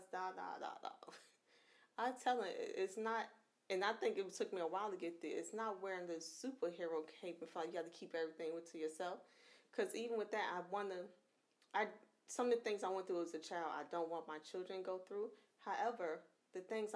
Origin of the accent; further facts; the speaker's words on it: New York, United States; moved away; I'm from New York